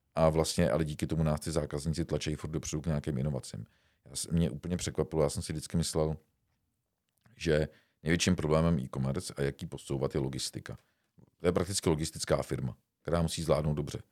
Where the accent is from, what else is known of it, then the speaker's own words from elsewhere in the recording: Czechia; jsme Češi